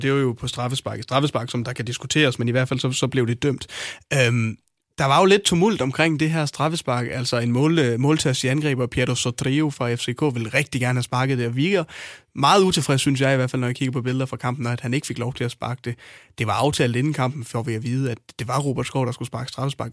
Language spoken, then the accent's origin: Danish; Hjørring, North Denmark Region, Denmark; i min hjemby, Vendsyssel